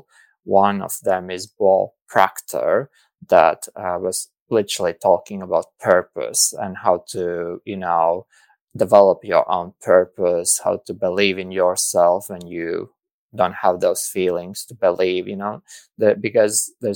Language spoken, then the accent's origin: English; Latvia; moved away; I came from Latvia, and I grew up in the kind of community where like also psychology and psychiatry was kind of taboo